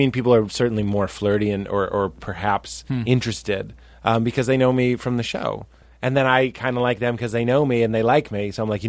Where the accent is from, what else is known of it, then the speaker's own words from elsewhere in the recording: New England, United States; We're both from New England. Sort of.